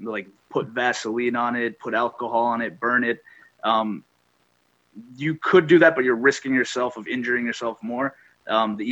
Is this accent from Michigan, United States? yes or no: no; Great Barrington, Massachusetts, United States; also born or lived in Amherst, Massachusetts; I am local to the area. I grew up in Great Barrington